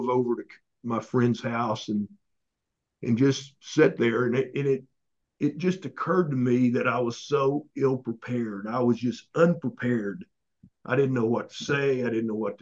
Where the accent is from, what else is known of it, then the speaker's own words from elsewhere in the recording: Oklahoma, United States; I grew up in Oklahoma.